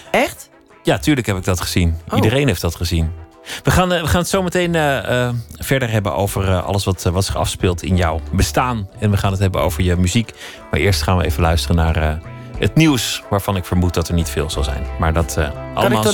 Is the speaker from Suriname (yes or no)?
no; Maassluis, South Holland, Netherlands; Ik groeide op in Maasluis.